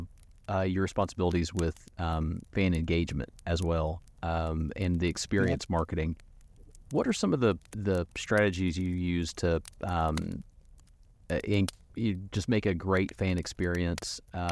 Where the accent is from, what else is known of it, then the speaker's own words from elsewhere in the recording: Tri-Cities, Tennessee, United States; I grew up in the Tri-City, so I wasn't in the heart of everything like Jess was.